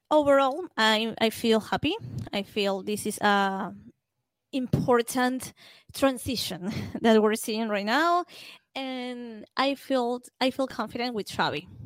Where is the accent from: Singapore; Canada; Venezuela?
Venezuela; English is a second language; I'm from Venezuela, and this is um, a country that the main sport is baseball.